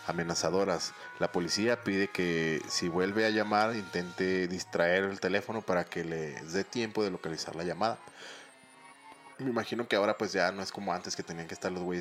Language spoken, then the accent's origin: Spanish; Chihuahua, Mexico; Sí, mioquenses. Pues, no, vez. somos chihuahuenses.